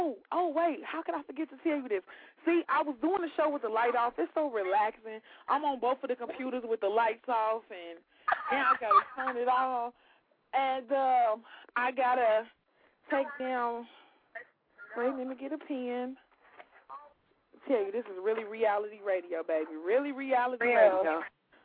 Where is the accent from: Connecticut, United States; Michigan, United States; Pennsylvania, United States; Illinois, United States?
Illinois, United States; Chicago; I'm from the West Side. I was born on the West Side